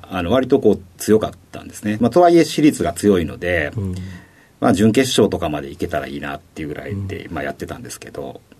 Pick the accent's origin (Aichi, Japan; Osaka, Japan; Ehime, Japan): Osaka, Japan; 出身は大阪です